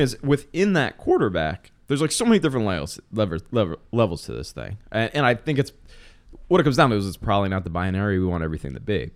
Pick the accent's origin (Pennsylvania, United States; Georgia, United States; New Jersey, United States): Pennsylvania, United States; the Poconos; accent: Philadelphia; My uh, Philadelphia accent. which is bizarre because I'm from the Poconos.